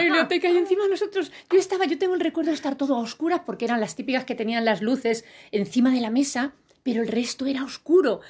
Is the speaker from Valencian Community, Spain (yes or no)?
yes; Elda, Valencian Community, Spain; la biblioteca que yo iba de pequeñita en mi pueblo, en Elda, en Alicante